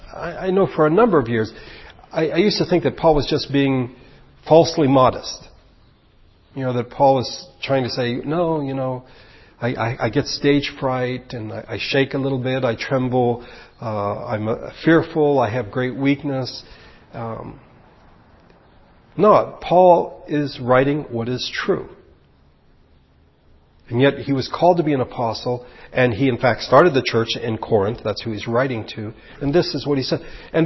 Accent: Philippines; I'm American, but I grew up in the Philippines in a different culture.

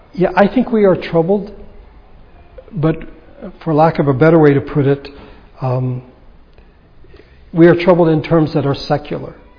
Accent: United States; we are American citizens because this is where God has put us.

